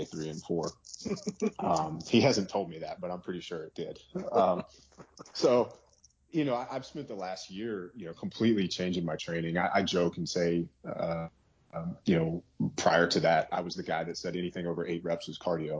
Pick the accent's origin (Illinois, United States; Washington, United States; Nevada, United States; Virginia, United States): Virginia, United States; I'm in Virginia right now. I grew up in Virginia.